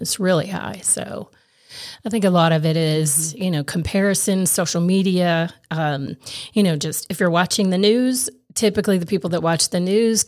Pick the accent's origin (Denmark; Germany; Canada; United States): United States; Morristown, Tennessee; also born or lived in Kingsport, Tennessee; I grew up in Morristown, born in Kingsport, grew up in Morristown